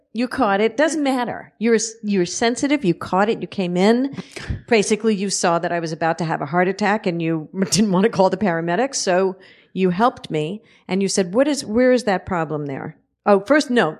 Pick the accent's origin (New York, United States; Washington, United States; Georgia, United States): New York, United States; New York City; I'm from Red Hook, Brooklyn